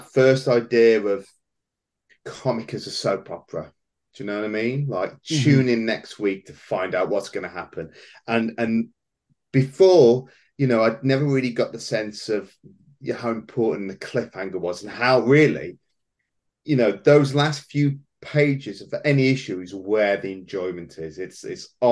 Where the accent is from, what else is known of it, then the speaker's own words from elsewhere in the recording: Wolverhampton, West Midlands, United Kingdom; We did have a very short-lived comic book store here where I was born in Wolverhampton